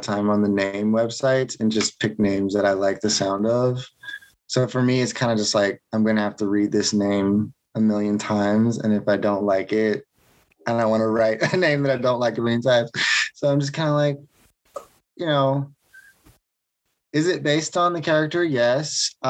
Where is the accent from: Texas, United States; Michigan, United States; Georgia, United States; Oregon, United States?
Georgia, United States; Atlanta; Yeah, I'm from Georgia.